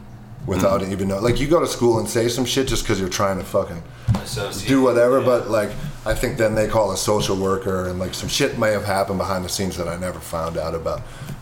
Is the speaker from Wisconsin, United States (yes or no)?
yes; Milwaukee, Wisconsin, United States; also born or lived in Madison, Wisconsin; I was born in Milwaukee, lived there until eighth grade